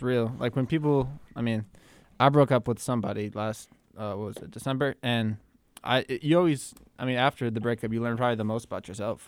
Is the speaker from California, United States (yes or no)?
no; Minneapolis, Minnesota, United States; me growing up in Minneapolis